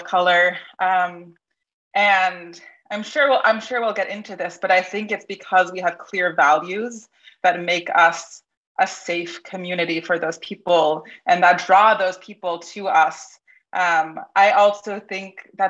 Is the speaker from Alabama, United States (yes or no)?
no; Maine, United States; moved away as an adult; also born or lived in Michigan; I grew up in a secular home in a small town in Maine